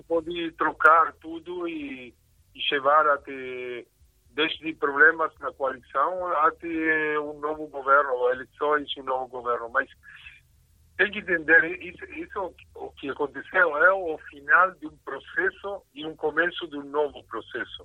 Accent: Uruguay; Portuguese is a second language; moved away as an adult; also born or lived in São Paulo, Brazil; now in Israel; eu sou originário do Uruguai, morei um pouquinho no Brasil, em São Paulo, um ano

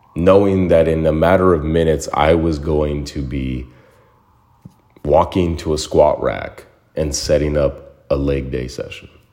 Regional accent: Mesa, Arizona, United States; now in Los Angeles, United States; my hometown of Mesa, Arizona

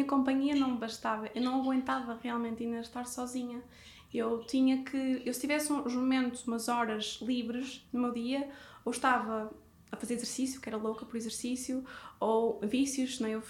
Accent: Porto, Norte, Portugal; moved away as an adult; also born or lived in Brazil; Eu, eu saí do Porto, eu fui com 20 anos sozinha para o Brasil.

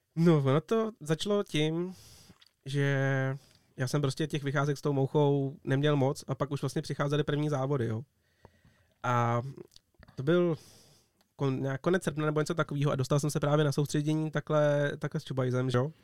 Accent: Czechia; tady u nás na Sázavě

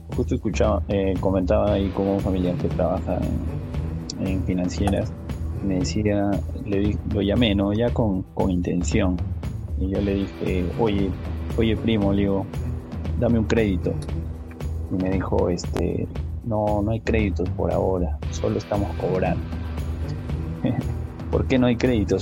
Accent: Arequipa, Peru; yo soy peruano, soy arequipeño

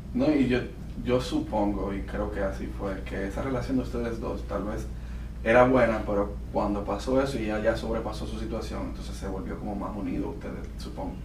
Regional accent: Dominican Republic; yo soy de República Dominicana

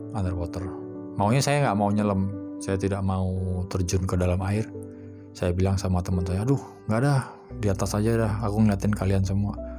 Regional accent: Bali, Indonesia; saya sempat dibesarkan di Bali

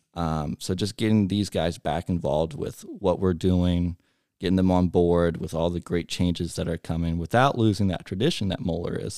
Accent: Montgomery, Ohio, United States; I grew up in Montgomery, so right down the road

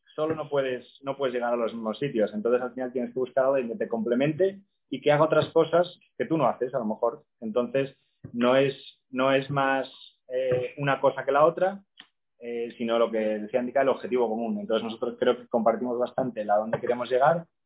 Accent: Oviedo, Asturias, Spain; moved away as an adult; also born or lived in Córdoba / Seville; yo soy de Asturias, como preguntabas antes, de Oviedo, pero la mitad de mi familia de mi madre es, es de Córdoba. Yo, de hecho, nací en Córdoba, aunque soy asturianísimo

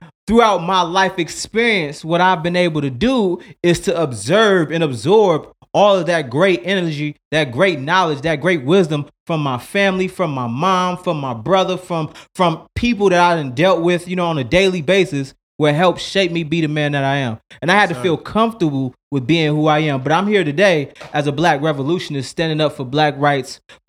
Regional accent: Chicago, Illinois, United States; And so, you know, for me, growing up on the South Side of Chicago as well, along with the West Side

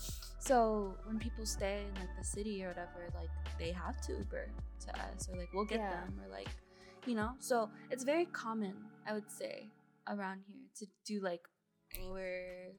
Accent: California, United States; my hometown right now, like, I'm 50 minutes out from SF.

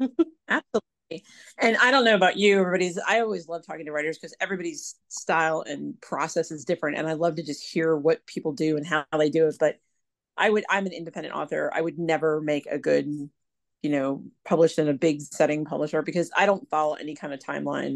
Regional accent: Pennsylvania, United States; moved away as an adult; now in North Carolina, United States; the coast of North Carolina, which is where I live currently, although I'm actually from Pennsylvania originally. I've been down here almost eight years

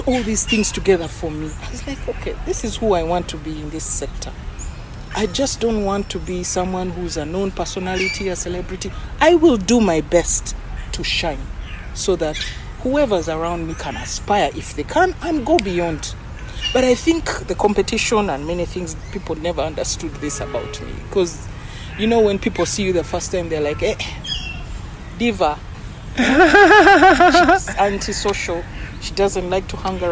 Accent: Kampala, Central Region, Uganda; I'm a Kampala girl

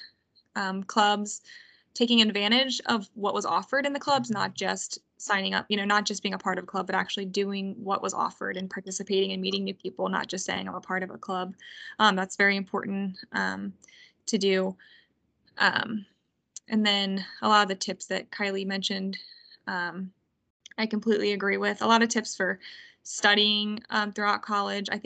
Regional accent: Kentucky, United States; I'm from Kentucky

